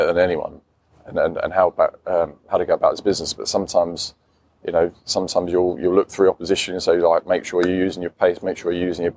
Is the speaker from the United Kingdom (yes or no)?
yes; England, United Kingdom; I'm an Englishman